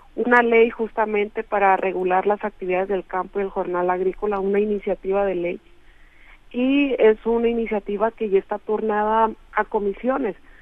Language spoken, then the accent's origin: Spanish; Mexico; hacia el norte que es de donde yo soy